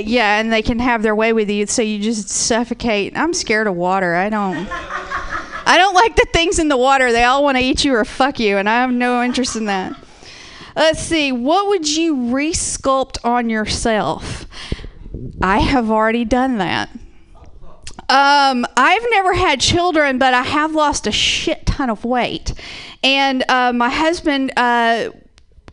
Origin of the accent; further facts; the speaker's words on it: Georgia, United States; now in Portland, United States; I'm originally from Georgia